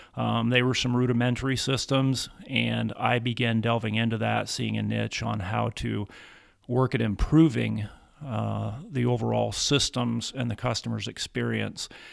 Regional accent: Atwood, Kansas, United States; moved away as an adult; also born or lived in Kentucky; I grew up in Atwood, Kansas, in the northwest corner of Kansas

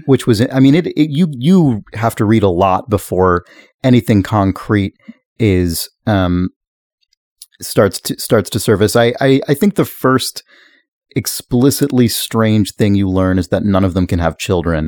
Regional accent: United States; as an American

